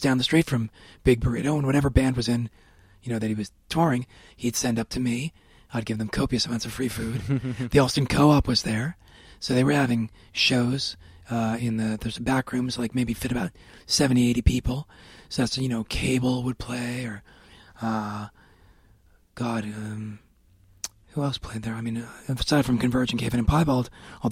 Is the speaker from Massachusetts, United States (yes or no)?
yes; Worcester, Massachusetts, United States; I'm from Worcester originally